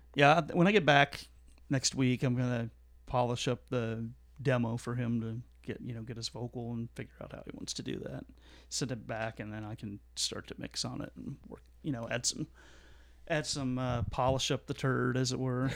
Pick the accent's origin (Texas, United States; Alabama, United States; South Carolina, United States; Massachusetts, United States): Texas, United States; Fort Worth; my hometown of Fort Worth.